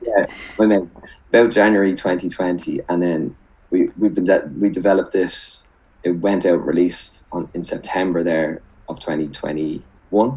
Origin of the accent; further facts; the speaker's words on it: Dublin, Leinster, Ireland; I'm from Dublin